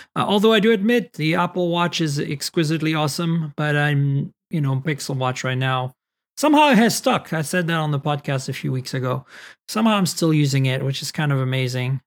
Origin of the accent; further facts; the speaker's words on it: France; moved away; Growing up in France